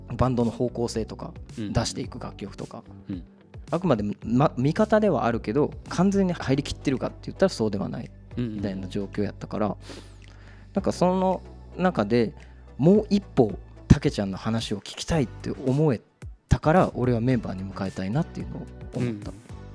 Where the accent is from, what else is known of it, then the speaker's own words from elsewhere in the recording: Kobe, Hyogo, Japan; 俺らのそ生まれ育った地元神戸